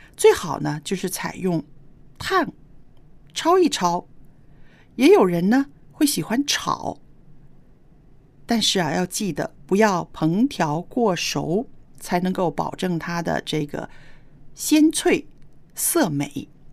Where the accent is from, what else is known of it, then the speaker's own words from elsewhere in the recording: northern China, China; moved away; 我小时候在北方没有吃过这种菜